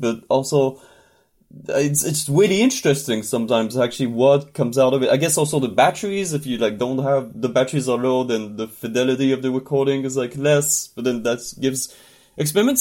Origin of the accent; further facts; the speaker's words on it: northern France, France; moved away as an adult; now in Montreal, Canada; I'm from France originally, from the north of France.